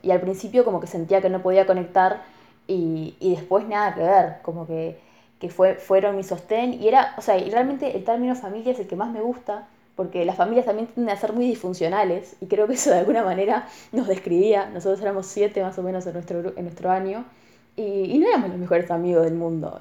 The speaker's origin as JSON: {"language": "Spanish", "town": "Colonia del Sacramento", "region": "Colonia", "country": "Uruguay", "also_born_or_lived": "Armenia", "said": "Colonia es de donde yo vengo y es cruzando el río con Buenos Aires. También por eso mi acento."}